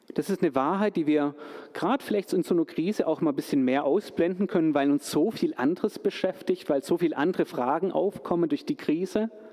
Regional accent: Stuttgart, Baden-Württemberg, Germany; moved away; als gebürtigen Stuttgarter, als gebürtigen Schwabe, hier wieder in der Heimat zu sein

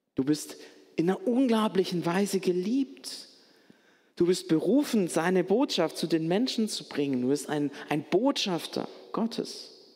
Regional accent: Stuttgart, Baden-Württemberg, Germany; Als Stuttgarter

